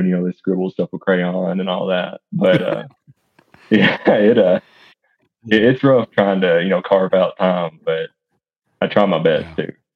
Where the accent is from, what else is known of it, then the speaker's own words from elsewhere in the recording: East Tennessee, United States; also born or lived in Bledsoe County, Tennessee; I'm born and raised in East Tennessee